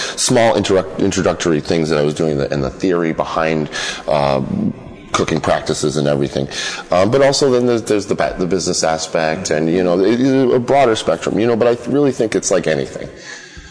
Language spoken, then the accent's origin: English; Lowell, Massachusetts, United States; I grew up north of Boston in Lowell, Massachusetts